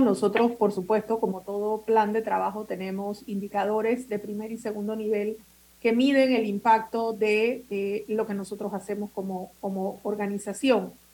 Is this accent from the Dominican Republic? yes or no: no; Panama